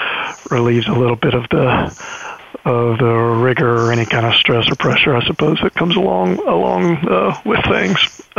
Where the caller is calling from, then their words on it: New Haven, Connecticut, United States; Yeah, I'm calling in from New Haven, Connecticut, where I'm a few weeks in to my first semester at the Yale Law School.